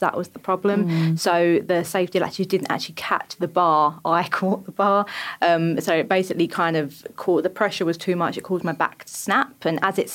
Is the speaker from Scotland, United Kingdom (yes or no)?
no; Essex, East of England, United Kingdom; I'm from Essex.